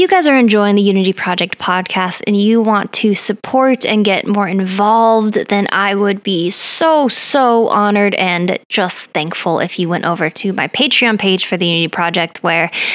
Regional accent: Colorado, United States; I'm from Colorado where it snowed like in the middle of May sometimes.

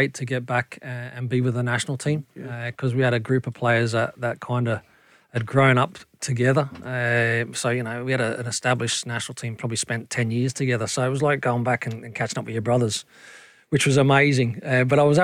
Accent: Australia; moved away; growing up as an Aussie

